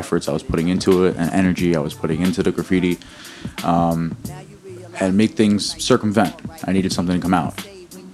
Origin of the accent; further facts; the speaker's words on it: Newark, New Jersey, United States; also born or lived in Bloomfield / Belleville / Secaucus / Toms River; Now that I'm over 30, most of my years in Newark.